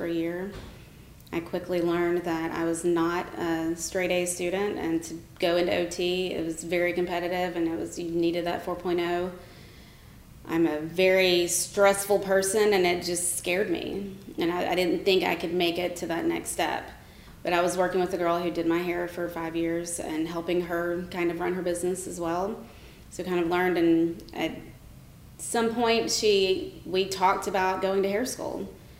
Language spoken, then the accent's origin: English; Rome, Georgia, United States; moved away as an adult; also born or lived in Marietta, Georgia; now in Atlanta, United States; I grew up in Rome, Georgia